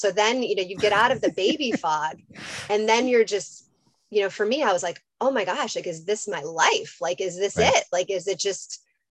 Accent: Chicago, Illinois, United States; moved away as an adult; also born or lived in Washington, District of Columbia, United States / North Carolina; now in Los Angeles, United States; I'm from Chicago, grew up there, went to undergrad

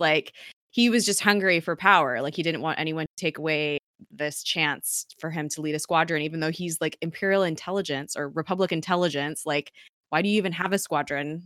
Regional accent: United States; us as American citizens

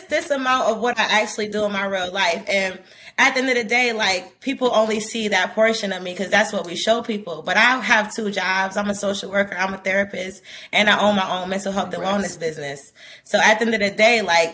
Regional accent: New York City, New York, United States; I'm from the hood. I'm from Brooklyn

